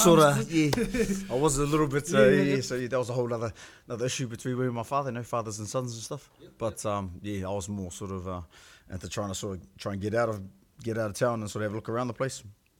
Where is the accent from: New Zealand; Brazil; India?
New Zealand; Gisborne; I come from Gisborne, or my father … mother is … She used to be a Westrup. My mother's from Gisborne itself, Gisborne, and strong connections to Mahia